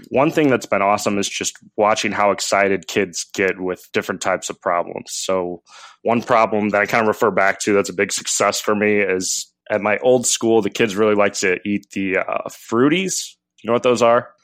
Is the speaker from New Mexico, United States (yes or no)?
no; St. Louis, Missouri, United States; I'm from Saint Louis